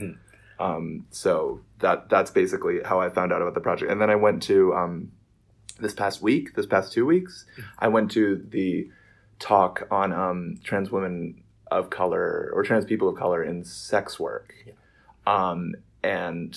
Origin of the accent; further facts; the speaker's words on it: New York City, New York, United States; I was raised in Sheepshead Bay, Brooklyn, and now, when I was 8 years old, my family moved to Marine Park, and that is the family home.